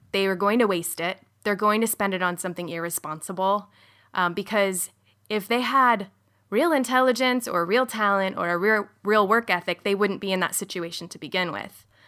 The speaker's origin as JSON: {"language": "English", "area": "outside of Sacramento", "region": "California", "country": "United States", "tie": "born or raised there", "said": "I grew up outside of Sacramento in a pretty, um, conservative, evangelical, and Mormon, affluent community"}